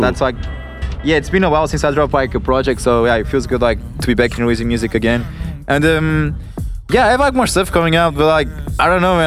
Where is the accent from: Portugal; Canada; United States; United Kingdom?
Portugal; growing up in Portugal